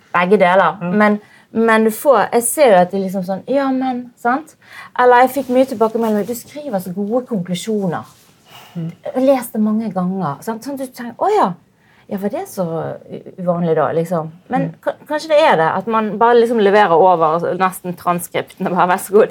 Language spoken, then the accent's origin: Norwegian; Bergen, Vestland, Norway; Jeg er jo bergenser